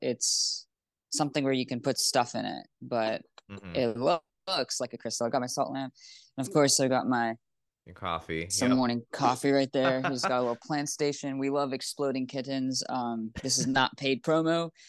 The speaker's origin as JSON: {"language": "English", "country": "Canada", "said": "because I'm actually Canadian. I like, you know, go back and forth between Toronto."}